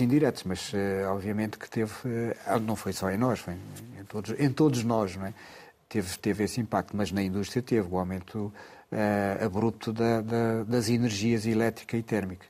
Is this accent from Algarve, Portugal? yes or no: yes; Loulé, Algarve, Portugal; Lolé é a minha terra